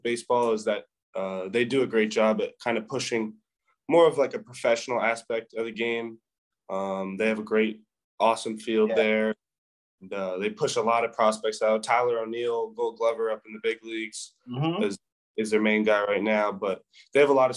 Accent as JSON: {"language": "English", "area": "Western Canada", "region": "British Columbia", "country": "Canada", "tie": "born or raised there", "moved": "yes"}